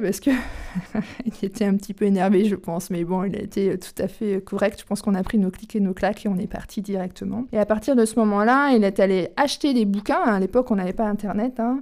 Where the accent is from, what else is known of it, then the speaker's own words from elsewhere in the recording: Charente, Nouvelle-Aquitaine, France; also born or lived in Auvergne; now in Normandy, France; Je suis euh, charentaise de naissance et maintenant je suis normande d'adoption depuis 16 ans. Et entre deux, j'ai été auvergnate.